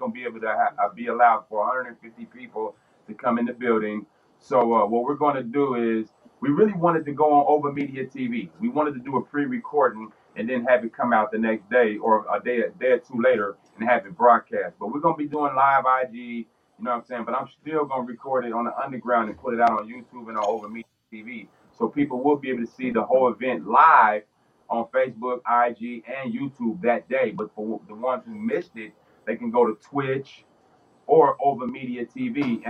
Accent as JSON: {"language": "English", "region": "West Coast", "country": "United States", "tie": "born or raised there", "said": "So growing up on the West Coast, we couldn't do nothing but like following their footsteps."}